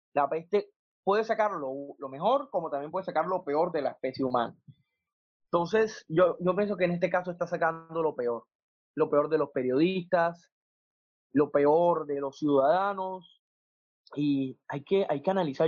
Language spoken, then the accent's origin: Spanish; Colombia; como colombianos